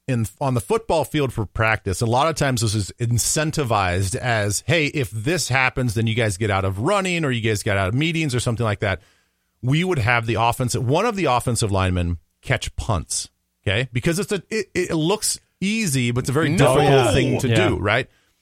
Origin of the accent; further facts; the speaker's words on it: Council Bluffs, Iowa, United States; born there; So I was born actually in Council Bluffs, Iowa.